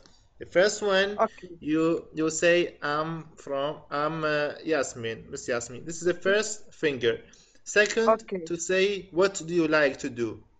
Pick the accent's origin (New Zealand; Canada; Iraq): Iraq; I'm from Iraq. I like English.